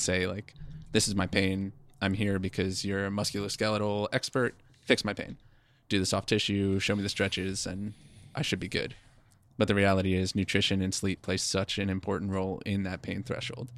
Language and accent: English; East Coast, United States; moved away as an adult; now in West Coast, United States; we are from the East Coast, and we came out to the West Coast for the company that we work for now